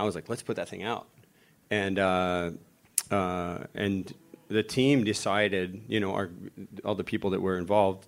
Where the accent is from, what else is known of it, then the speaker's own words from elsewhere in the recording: Florida, United States; I grew up in Florida